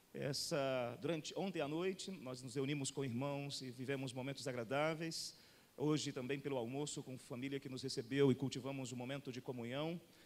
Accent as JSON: {"language": "Portuguese", "town": "Rondonópolis", "region": "Mato Grosso", "country": "Brazil", "tie": "born or raised there", "said": "Eu fui criado em Rondonópolis, na periferia de Rondonópolis"}